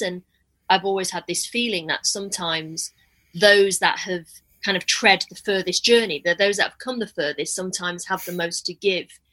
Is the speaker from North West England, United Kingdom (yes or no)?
yes; Manchester, North West England, United Kingdom; now in London, United Kingdom; I'm from Manchester originally